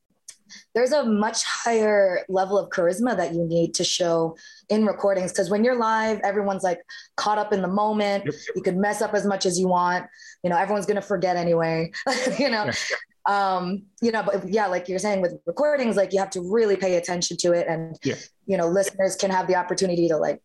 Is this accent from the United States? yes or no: no; Philippines; Well, I'm Filipino, and Filipinos, like, music's a huge part of the culture.